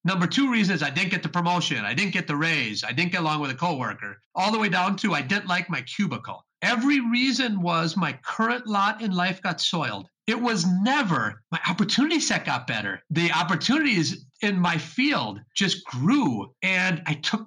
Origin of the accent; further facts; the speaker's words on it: Wisconsin, United States; also born or lived in Chicago; I was raised in Wisconsin